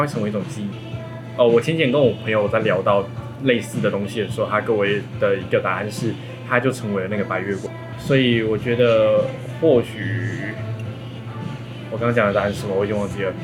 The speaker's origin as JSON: {"language": "Chinese", "region": "Kaohsiung", "country": "Taiwan", "said": "我们一个是高雄人，一个是屏东人"}